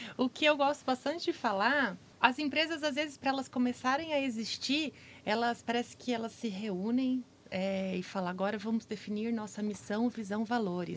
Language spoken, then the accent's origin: Portuguese; Araçatuba, São Paulo, Brazil; now in Campo Grande, Brazil; Tô falando lá da minha cidade, Araçatuba